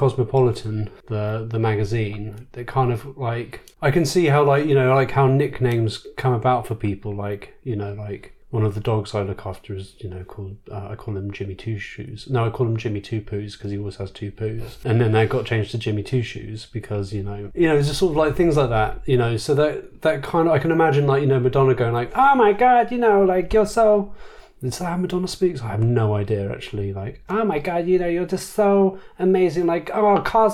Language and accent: English; United Kingdom; being British